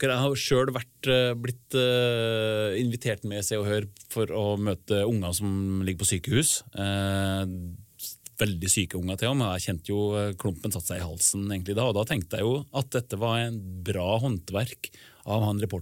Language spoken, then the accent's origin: Norwegian; Åfjord, Trøndelag, Norway; moved away; sier dem hjemme i Åfjorden der jeg kommer fra.